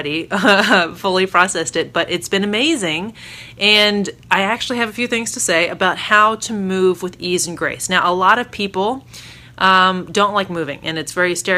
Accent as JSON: {"language": "English", "region": "Maryland", "country": "United States", "also_born_or_lived": "New Orleans", "moved": "yes", "lives_now": "Northern Virginia, United States", "said": "back to my hometown area-ish of Virginia. I'm from Maryland originally, so this is my hood, Northern Virginia, where my husband and I met and dated and where I used to work and go to school."}